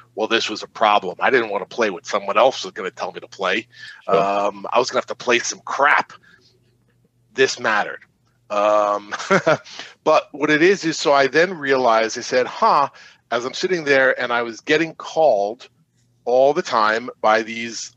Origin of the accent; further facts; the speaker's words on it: Long Island, New York, United States; I grew up on Long Island